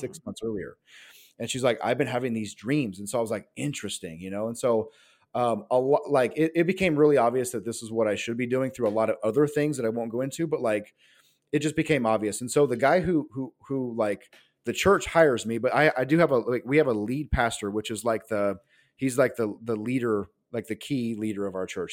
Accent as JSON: {"language": "English", "region": "Nebraska", "country": "United States", "tie": "born or raised there", "moved": "as an adult", "lives_now": "California, United States", "said": "growing up in the Bible Belt, actually, in Nebraska, and so, um, so I move out here to California, um, to go to college"}